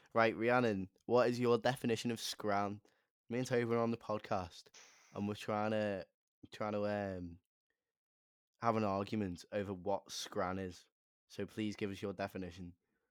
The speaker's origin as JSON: {"language": "English", "area": "the Wirral", "region": "North West England", "country": "United Kingdom", "said": "I'm from the Wirral."}